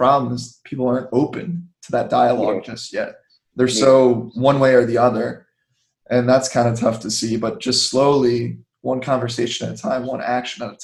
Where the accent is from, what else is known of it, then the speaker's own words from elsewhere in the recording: United States; also born or lived in Delaware; growing up in Montgomery County, it's a very diverse